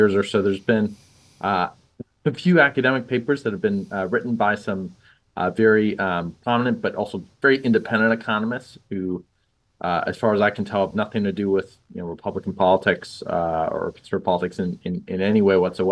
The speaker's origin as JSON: {"language": "English", "town": "Toronto", "region": "Ontario", "country": "Canada", "tie": "born or raised there", "said": "I grew up in Toronto"}